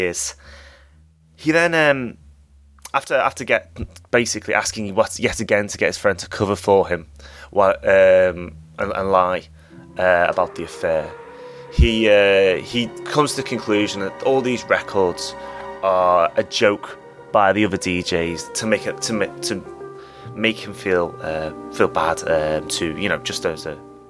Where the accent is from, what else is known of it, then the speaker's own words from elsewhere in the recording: England, United Kingdom; I'm English